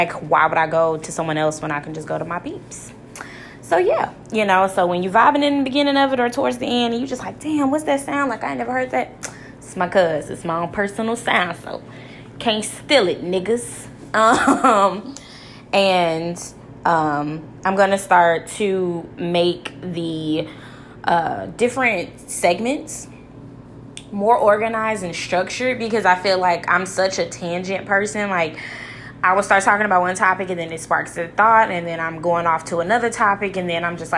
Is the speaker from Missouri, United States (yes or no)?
yes; St. Louis, Missouri, United States; I'm just from St. Louis.